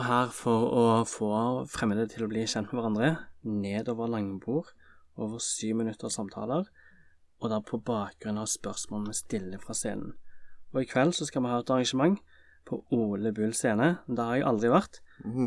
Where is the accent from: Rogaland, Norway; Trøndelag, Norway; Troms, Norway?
Rogaland, Norway; Stavanger; jeg kommer jo fra Stavanger